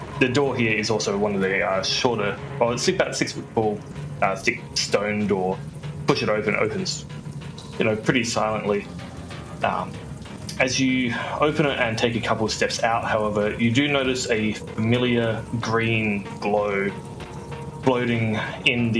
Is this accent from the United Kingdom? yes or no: no; Australia; I'm Australian